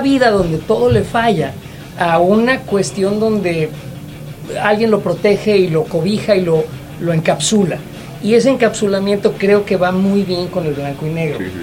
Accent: Mexico City, Mexico; moved away; Yo que soy chilango, este, yo que soy de la Ciudad de México, la extraño

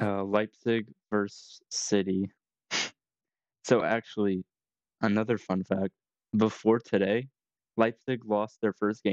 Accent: Bruges, Flemish Region, Belgium; born there; I was born in Bruges.

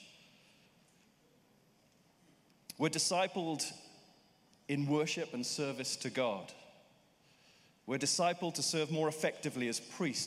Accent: United Kingdom; as a Brit

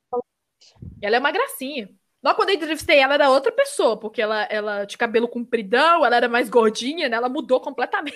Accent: Minas Gerais, Brazil; accent: mineiro; Mineiro, uhum. eles falam que é o que tem menos sotaque e é real. A gente não tem muito pois

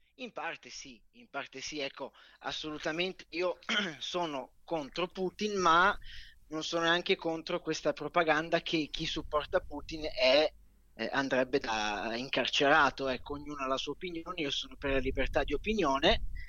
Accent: Milan, Lombardy, Italy; da buon milanese che sono

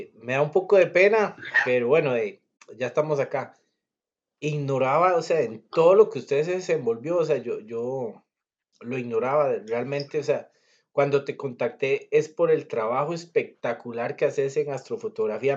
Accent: Cartago, Costa Rica; yo que soy de Cartago

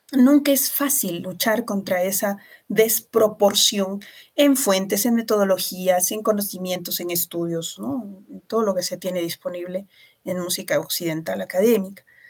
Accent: Arequipa, Peru; una sociedad que es tremendamente conservadora como la arequipeña. Nuestra ciudad es una de las más conservadoras del Perú

